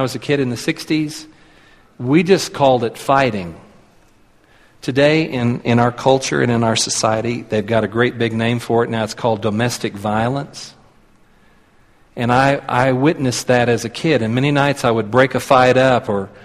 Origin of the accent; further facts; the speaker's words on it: Tulsa, Oklahoma, United States; moved away as an adult; now in Colorado Springs, United States; I was born and raised in Tulsa. Lived all of my life there until last July